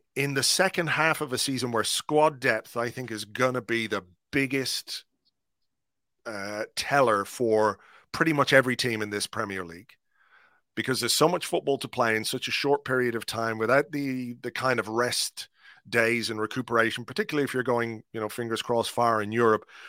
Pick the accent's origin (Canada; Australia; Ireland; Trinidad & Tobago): Ireland; as an Irishman